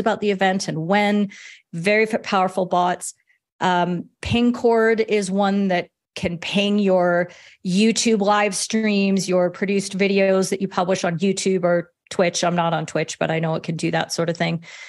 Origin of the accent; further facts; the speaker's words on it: Canada; I'm Canadian